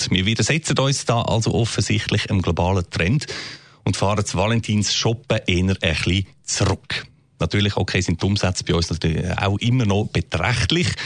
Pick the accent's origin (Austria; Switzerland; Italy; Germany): Switzerland; ich als Schweizer darf das sagen